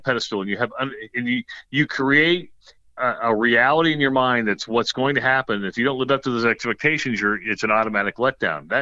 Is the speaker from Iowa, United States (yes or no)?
yes; Western Iowa, United States; growing up in Western Iowa